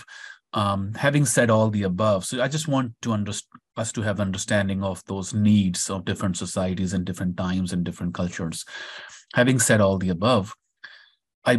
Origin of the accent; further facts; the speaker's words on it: India; moved away as an adult; now in United States; growing up in India, of course, had a huge impact. I've spent more than half of my life in India.